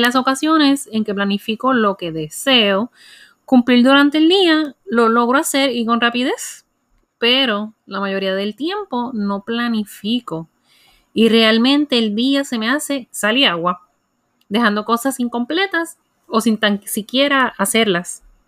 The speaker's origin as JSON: {"language": "Spanish", "country": "Puerto Rico", "said": "como buena puertorriqueña"}